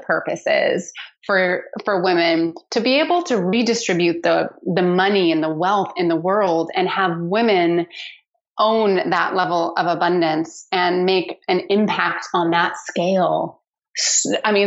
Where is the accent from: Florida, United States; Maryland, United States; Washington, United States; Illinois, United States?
Washington, United States; Seattle; I grew up in Seattle, where I still live